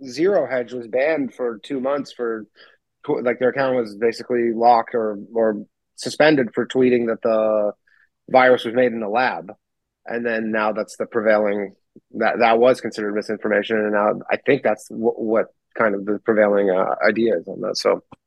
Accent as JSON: {"language": "English", "country": "Canada", "said": "I'm Canadian"}